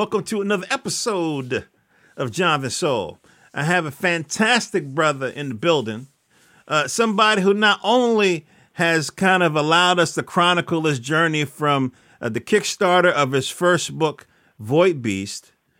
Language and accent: English; North Carolina, United States; now in Maryland, United States; Now I'm in Maryland, and but I was born in North Carolina, and so you know, I got people down there